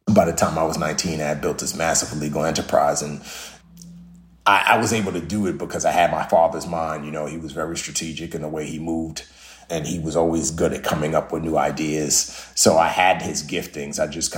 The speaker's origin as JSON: {"language": "English", "country": "Nigeria", "tie": "born there", "said": "Yeah, so I was born in Western Africa, specifically Nigeria."}